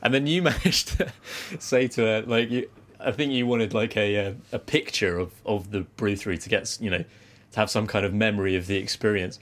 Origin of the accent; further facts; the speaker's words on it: United Kingdom; where are you from?" I was like, "Oh, Britain.